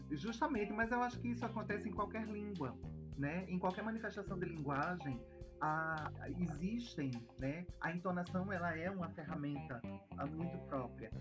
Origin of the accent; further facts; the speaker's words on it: Seridó, Rio Grande do Norte, Brazil; Eu sou uma, uma moça do interior. moro em Paredes, no Rio Grande do Norte. Seridoense da Gema, né? Nasci em Correios